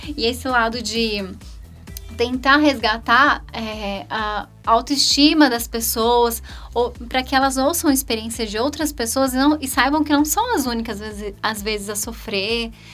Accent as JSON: {"language": "Portuguese", "town": "Campinas", "region": "São Paulo", "country": "Brazil", "tie": "born or raised there", "also_born_or_lived": "Hortolândia", "said": "Miss Campinas, que é a cidade onde eu nasci"}